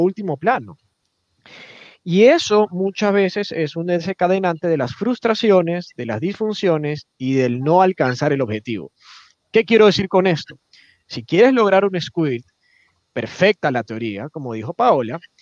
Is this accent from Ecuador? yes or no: yes; Ecuador; como latinoamericanos, no solo ecuatorianos